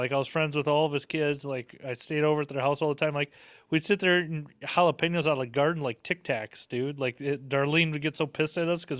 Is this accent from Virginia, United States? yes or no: no; Texas, United States; Well, shit, I'm from Texas